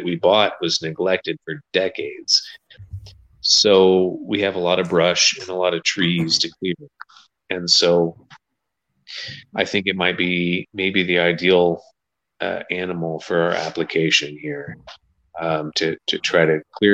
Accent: Scotland, United Kingdom; I'm Scottish

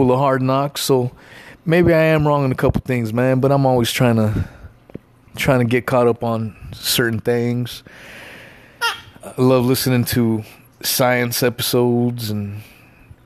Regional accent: Los Angeles, California, United States; also born or lived in the South (US); now in the South, United States; I was born

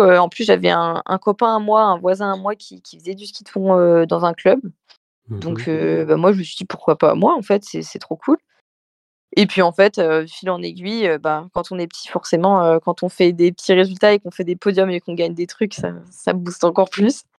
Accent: Méribel, Auvergne-Rhône-Alpes, France; je viens de Meribel.

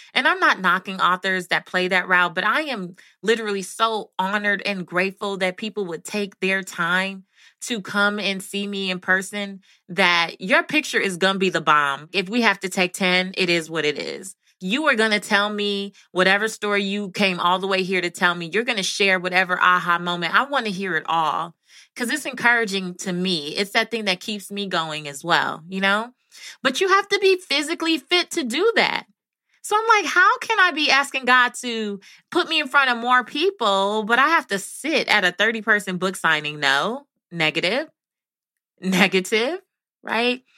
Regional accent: Belize; moved away; I'm from Belize

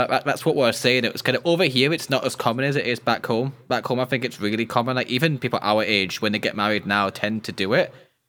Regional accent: Scotland, United Kingdom; And then my middle name's …, because I'm Scottish.

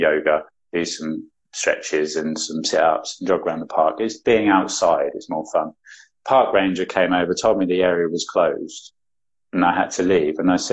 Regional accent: an hour or so above London, East of England, United Kingdom; The East Coast in the UK, so an hour or so above London.

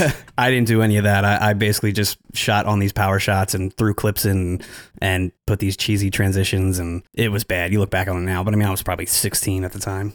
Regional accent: New Jersey, United States; I'm actually from New Jersey. I work in Philly with Jared

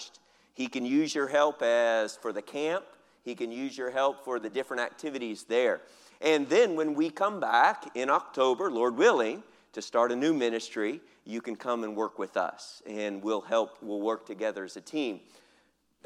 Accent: United States; moved away as an adult; now in Philippines; I'm American

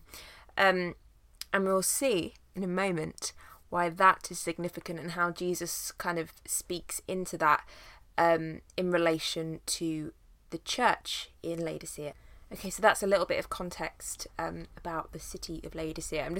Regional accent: United Kingdom; As a British person

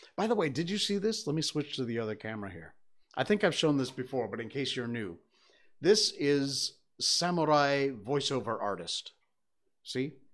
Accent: Cornwall, Connecticut, United States; moved away; I grew up in Cornwall, Connecticut, which is in the northwest corner of the state.

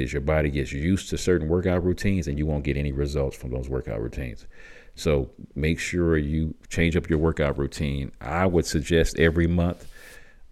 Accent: Michigan, United States; moved away; also born or lived in Tucson, Arizona; I grew up in Michigan

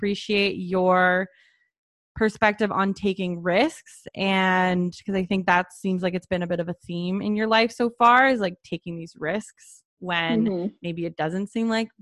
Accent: Canada; I'm Canadian.

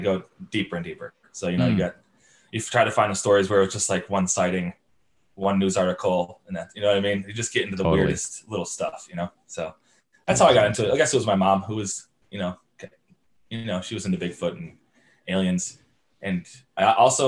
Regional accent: Jamestown, New York, United States; now in Morgantown, United States; I'm from Jamestown, New York, which is in Western New York.

